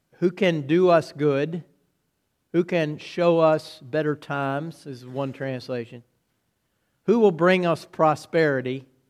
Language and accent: English; United States